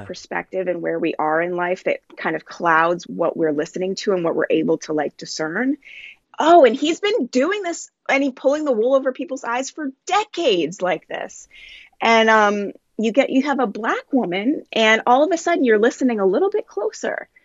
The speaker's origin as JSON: {"language": "English", "country": "Jamaica", "moved": "yes", "lives_now": "United States", "said": "I'm um I'm Jamaican"}